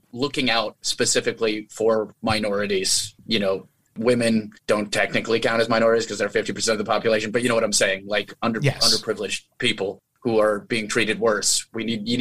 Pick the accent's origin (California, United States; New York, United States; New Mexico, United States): New Mexico, United States; Albuquerque; also born or lived in Manitou Springs, Colorado; We just roamed all over Albuquerque